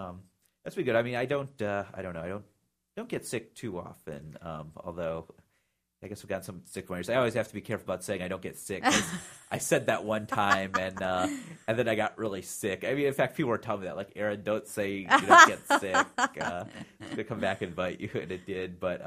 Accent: Midwest, United States; Because we're both from the Midwest.

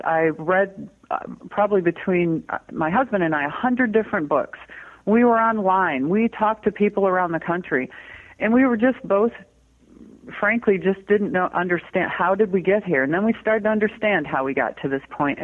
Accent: Michigan, United States; now in Petaluma, United States; I grew up in Michigan

